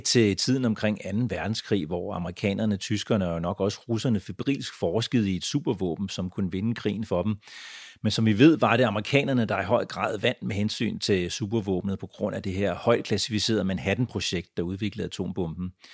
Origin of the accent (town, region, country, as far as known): Denmark; born or raised there; also born or lived in United States